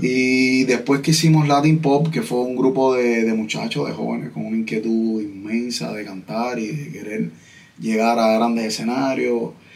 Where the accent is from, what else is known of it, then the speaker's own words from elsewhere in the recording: Santa Clara, Villa Clara, Cuba; yo soy de Santa Clara